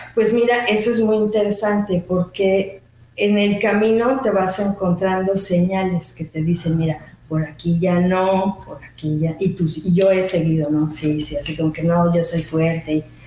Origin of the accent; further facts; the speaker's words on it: Mexico City, Mexico; moved away as an adult; also born or lived in Switzerland; now in Mérida, Mexico; yo soy mexicana, originalmente de la Ciudad de México, nací hace unos 50 y algo de años.